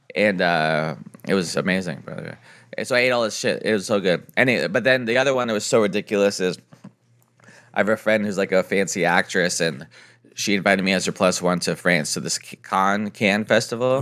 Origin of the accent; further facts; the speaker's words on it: San Diego, California, United States; I'm from San Diego.